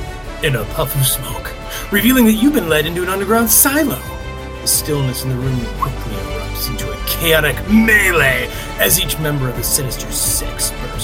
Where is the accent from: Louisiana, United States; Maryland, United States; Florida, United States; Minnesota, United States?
Minnesota, United States; Growing up as a Minnesotan